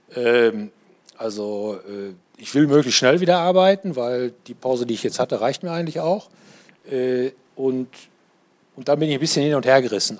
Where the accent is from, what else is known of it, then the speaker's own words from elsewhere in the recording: Paderborn, North Rhine-Westphalia, Germany; ich komme aus Paderborn